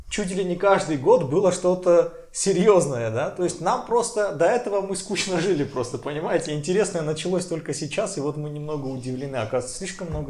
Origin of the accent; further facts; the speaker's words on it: Armenia; один из учредителей компании Нубаров и я, армянин.